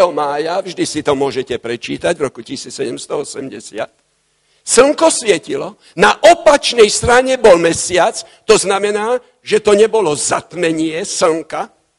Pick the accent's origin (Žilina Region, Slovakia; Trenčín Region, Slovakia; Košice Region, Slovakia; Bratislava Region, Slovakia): Bratislava Region, Slovakia; Bratislava; U nás v Bratislave